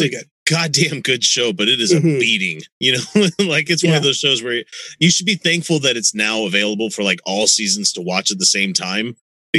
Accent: United States; as an American

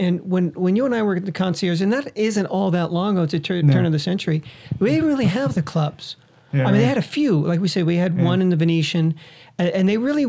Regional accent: Bay Area, California, United States; now in Las Vegas, United States; I'm from the Bay Area

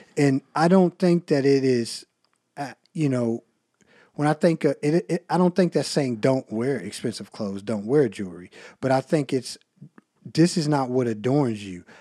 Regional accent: United States; accent: country; my country accent

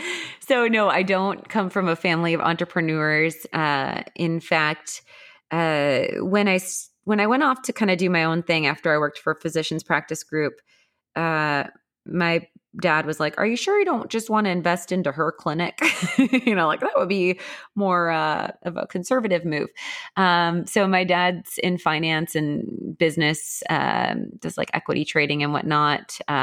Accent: Milwaukee, Wisconsin, United States; also born or lived in Naperville, Illinois; I remember the most dynamic move was from second to third grade. We moved from Naperville, Illinois to Milwaukee, Wisconsin.

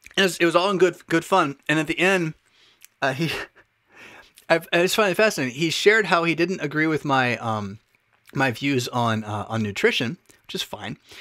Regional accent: United States; as American citizens

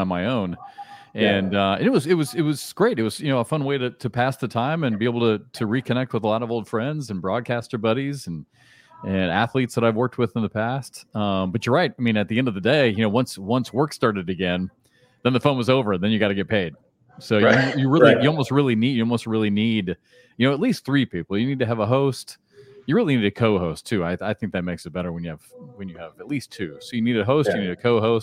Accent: Iowa City, Iowa, United States; I grew up in Iowa City, so I grew up in the same place

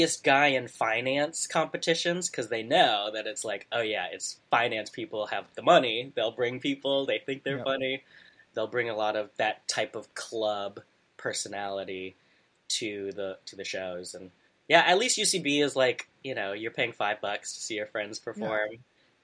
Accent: the Bay Area, California, United States; also born or lived in Savannah, Georgia; now in New York, United States; I grew up in California, the Bay Area.

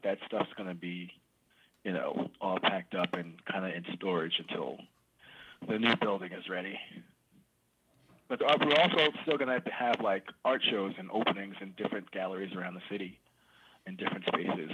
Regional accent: New York City, New York, United States; I grew up in East New York, like way out east

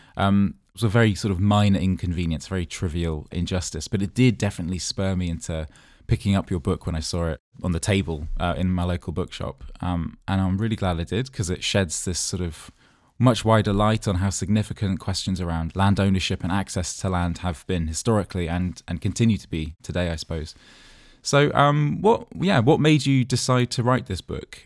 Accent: Dorchester, South West England, United Kingdom; moved away; my hometown, uh, of Dorchester in Dorset

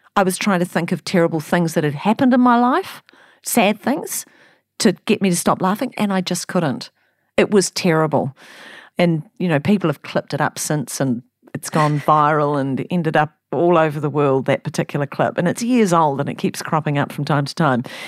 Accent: New Zealand; I'm a Kiwi, and I'm broadcasting to other Kiwis

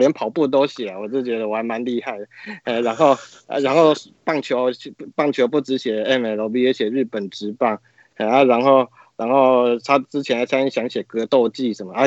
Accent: Taiwan; 就是我们小时候在台湾的人都会看他的励志书啊

